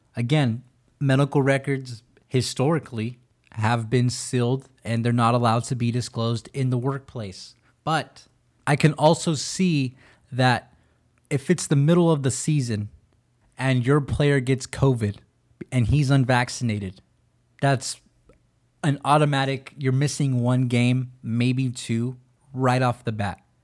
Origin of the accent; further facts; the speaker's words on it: California, United States; California is my home. That's my state.